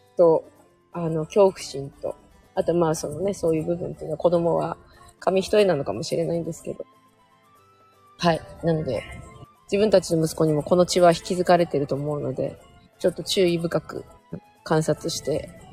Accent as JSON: {"language": "Japanese", "region": "Hokkaido", "country": "Japan", "tie": "born or raised there", "said": "私北海道出身なんですけど"}